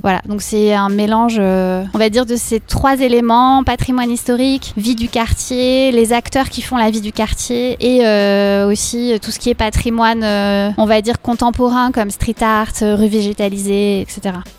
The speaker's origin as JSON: {"language": "French", "town": "Bordeaux", "region": "Nouvelle-Aquitaine", "country": "France", "said": "en tant que Bordelaise"}